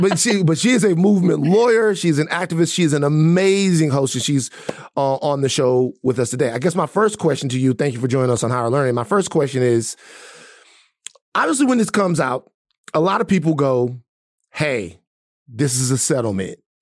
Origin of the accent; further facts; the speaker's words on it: Baton Rouge, Louisiana, United States; moved away; I'm from two places, from Gardier Lane and I'm also from South Baton Rouge, the bottom